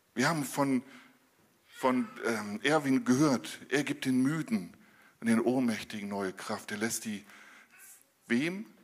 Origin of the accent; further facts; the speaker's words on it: Northern Germany, Germany; als Norddeutscher